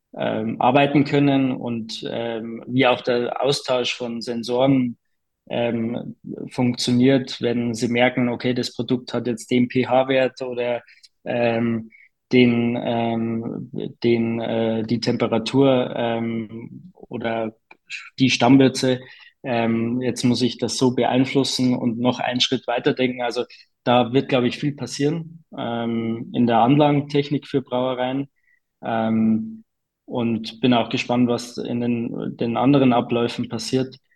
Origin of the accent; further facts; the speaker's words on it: Bavaria, Germany; bei uns in Bayern